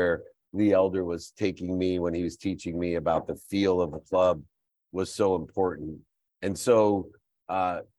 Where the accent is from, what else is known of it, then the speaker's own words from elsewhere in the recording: Akron, Ohio, United States; I was born in Akron, Ohio